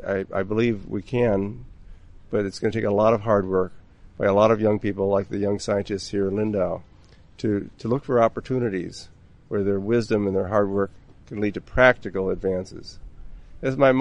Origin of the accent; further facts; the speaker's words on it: Minnesota, United States; moved away; my home state of Minnesota